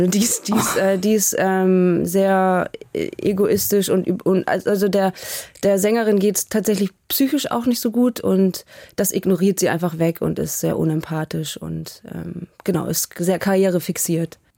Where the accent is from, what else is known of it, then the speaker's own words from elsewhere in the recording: Hamburg, Germany; Äh, ich bin wahnsinnig nostalgisch und immer wenn ich da bin, fange ich fast an zu heulen.